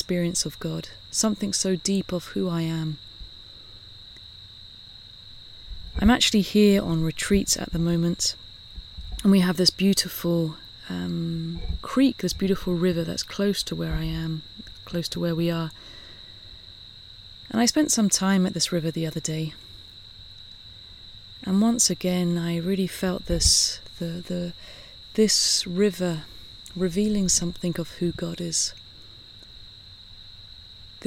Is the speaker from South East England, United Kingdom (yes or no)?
yes; Southampton, South East England, United Kingdom; now in San Francisco, United States; I grew up in England. I grew up, you know, in this island. I grew up very close to the water. Southampton is right on the sea.